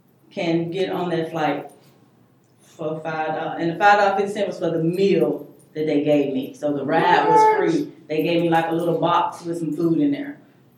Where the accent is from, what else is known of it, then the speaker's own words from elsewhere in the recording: Indiana, United States; moved away as an adult; also born or lived in Germany / Korea / Hawaii; now in South Carolina, United States; because I grew up in Indiana